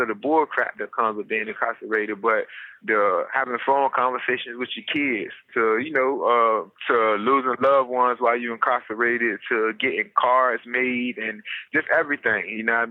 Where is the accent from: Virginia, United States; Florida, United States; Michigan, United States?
Virginia, United States; Portsmouth; I'm from the Tidewater area of Virginia, down there in Portsmouth. That's where I'm from, born and raised